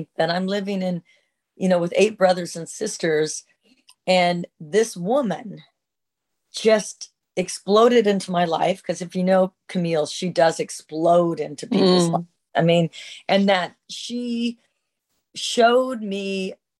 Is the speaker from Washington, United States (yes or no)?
yes; Seattle, Washington, United States